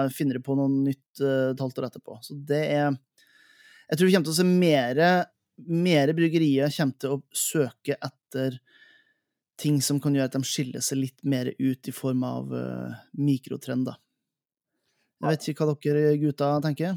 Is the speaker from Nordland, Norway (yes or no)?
yes; Helgeland, Nordland, Norway; altså Helgeland, der jeg kommer fra